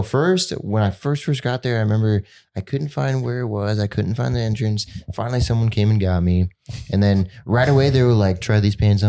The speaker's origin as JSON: {"language": "English", "town": "Glendale", "region": "Arizona", "country": "United States", "said": "I'm from Glendale, Arizona. And I'm 20 years old"}